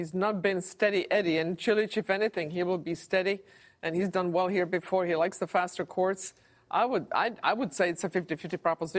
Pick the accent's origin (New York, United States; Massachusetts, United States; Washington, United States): Washington, United States; Seattle; I'm from Seattle.